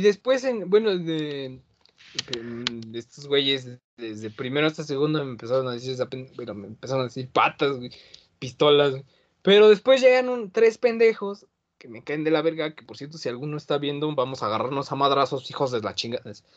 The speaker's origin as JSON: {"language": "Spanish", "region": "Mexico City", "country": "Mexico", "tie": "born or raised there", "said": "yo nací en Álvaro Obregón, güey. Me registraron en Coyoacán pero eh, yo, me, yo me considero de Benito Juárez"}